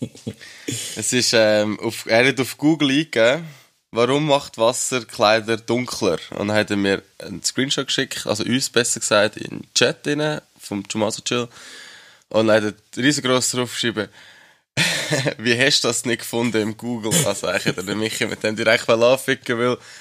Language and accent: German; Schwyz, Switzerland; als einer vom Kanton Schweiz, hat man natürlich unseren eigenen Dialekt